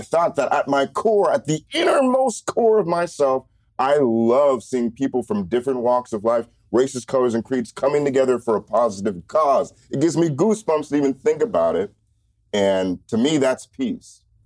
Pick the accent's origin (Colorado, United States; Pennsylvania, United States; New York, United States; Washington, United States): Washington, United States; University Place; also born or lived in Reno, Nevada / Bellingham, Washington / Tacoma, Washington; we moved to University Place, and that's where I grew up